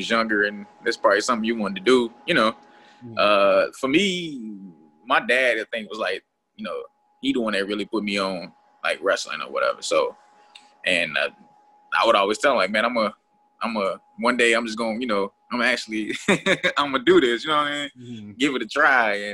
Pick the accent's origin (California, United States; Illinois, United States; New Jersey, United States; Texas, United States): Illinois, United States; Chicago; I hail from Chicago